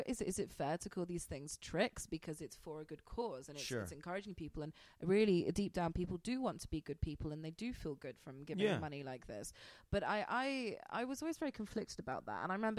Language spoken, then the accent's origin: English; United Kingdom; I'm British.